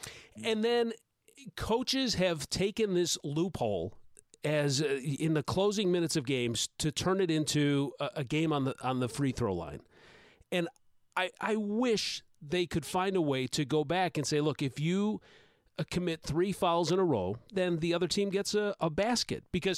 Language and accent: English; Chicago, Illinois, United States; born there; I was born in Chicago, so I'm a Cubs fan, so I curse you for thinking that I was a Cardinals fan.